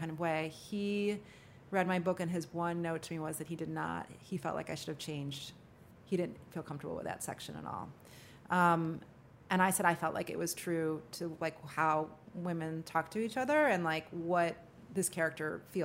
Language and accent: English; Midwest, United States; also born or lived in New York City, United States; now in New Orleans, United States; I'm from the Midwest originally, which is a very friendly place.